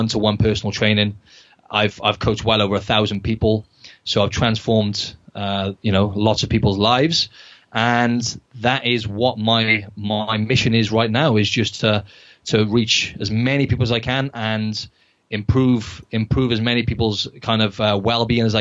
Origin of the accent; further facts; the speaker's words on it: Wales, United Kingdom; moved away as an adult; now in Sydney, Australia; I'm originally from Wales in the UK